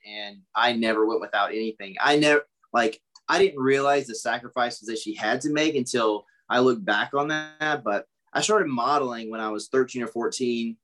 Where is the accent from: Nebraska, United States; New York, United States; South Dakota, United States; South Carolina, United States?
South Carolina, United States; Pageland; moved away; also born or lived in Charlotte, North Carolina; I grew up in a really, really small town in South Carolina, Pageland